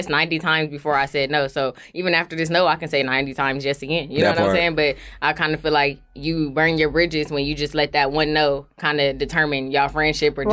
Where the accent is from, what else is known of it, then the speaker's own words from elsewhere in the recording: Inglewood, California, United States; I am from Inglewood, California